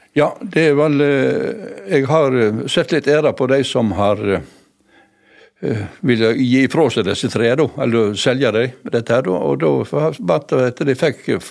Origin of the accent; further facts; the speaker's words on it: Voss, Vestland, Norway; jeg, som vossing